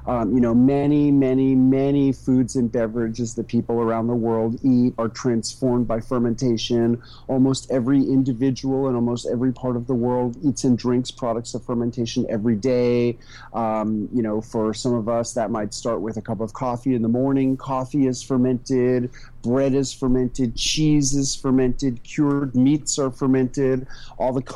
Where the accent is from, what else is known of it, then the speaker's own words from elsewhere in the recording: New York City, New York, United States; moved away as an adult; also born or lived in rural Tennessee; now in Tennessee, United States; I moved from New York City, which was my hometown, to a community in rural Tennessee